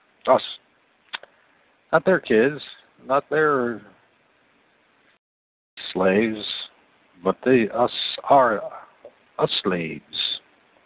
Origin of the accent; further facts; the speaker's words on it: Toledo, Ohio, United States; I come from Toledo, Ohio